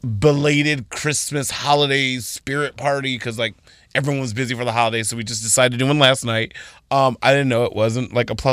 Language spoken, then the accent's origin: English; Arizona, United States; Like, I came from Arizona.